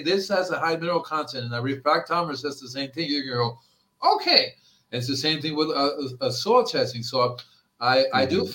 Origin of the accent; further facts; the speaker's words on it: Hialeah, Florida, United States; moved away as an adult; also born or lived in Fort Lauderdale, Florida / Gainesville, Florida; now in California, United States; I grew up in the Hialeah, Florida